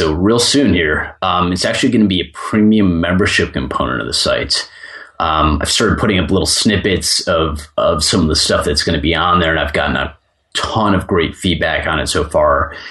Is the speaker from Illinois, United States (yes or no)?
yes; Chicago, Illinois, United States; So I grew up listening to rock music, and I grew up in Chicago.